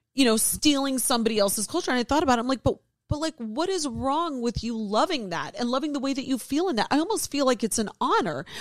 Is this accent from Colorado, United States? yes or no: no; Ohio, United States; born or raised there